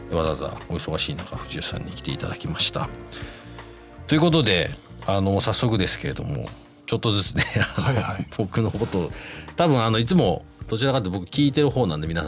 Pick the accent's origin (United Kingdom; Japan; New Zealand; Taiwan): United Kingdom; 僕12歳から25歳までイギリスで育ったんで